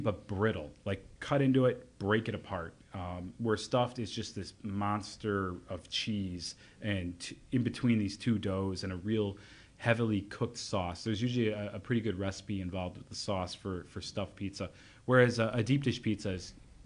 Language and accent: English; Elmhurst, Illinois, United States; born or raised there